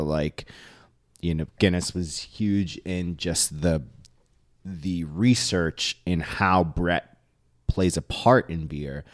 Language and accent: English; New York City, New York, United States; I was born and raised in the city